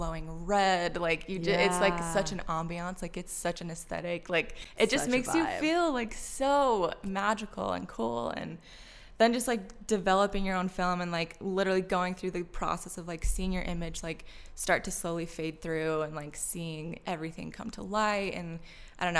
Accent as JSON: {"language": "English", "town": "Orem", "region": "Utah", "country": "United States", "tie": "born or raised there", "also_born_or_lived": "Provo, Utah", "said": "I was born in Provo, moved to Orem, went to Orem High, grew up Mormon"}